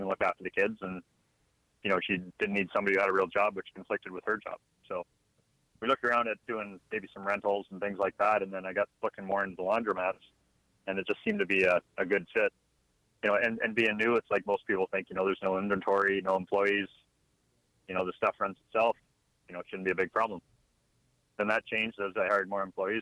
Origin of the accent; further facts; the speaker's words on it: just outside of Toronto, Ontario, Canada; moved away as an adult; now in Alabama, United States; I'm actually from Canada, just outside of Toronto. I've lived up there most of my life.